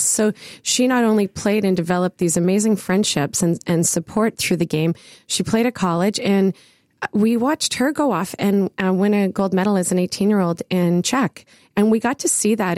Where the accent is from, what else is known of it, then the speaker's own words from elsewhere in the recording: Ottawa, Ontario, Canada; I grew up in the West End of Ottawa